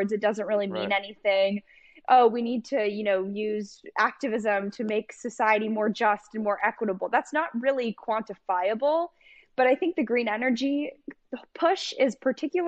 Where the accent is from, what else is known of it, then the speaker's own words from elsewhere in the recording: Los Angeles, California, United States; I'm actually from Los Angeles